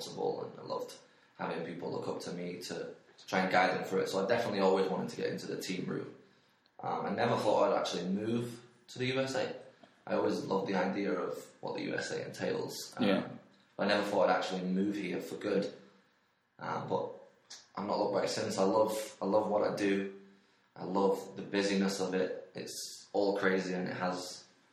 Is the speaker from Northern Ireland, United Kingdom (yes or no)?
no; Stockport, North West England, United Kingdom; moved away as an adult; also born or lived in Manchester; now in Iowa, United States; where I grew up in Stockport, which is just inside Manchester